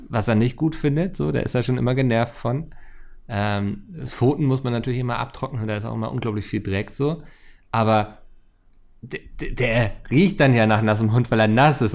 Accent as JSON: {"language": "German", "region": "Northern Germany", "country": "Germany", "said": "als Norddeutscher"}